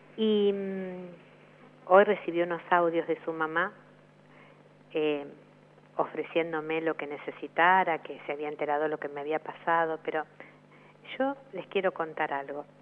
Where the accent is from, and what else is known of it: Argentina